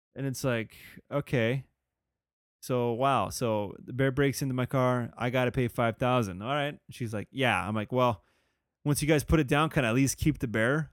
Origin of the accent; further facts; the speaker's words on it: California, United States; I'm a Californian